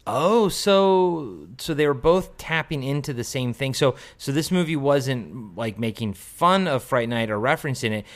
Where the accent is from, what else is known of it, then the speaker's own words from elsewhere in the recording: United States; I grew up outside of D C